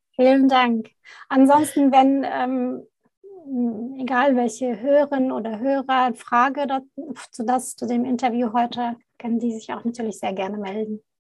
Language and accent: German; Baghdad, Baghdad Governorate, Iraq; moved away; ich komme gebürtig aus Bagdad, aus dem Irak